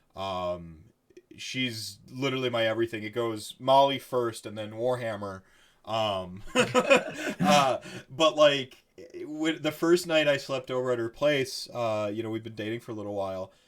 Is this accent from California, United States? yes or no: no; Wisconsin, United States; I'm just from Wisconsin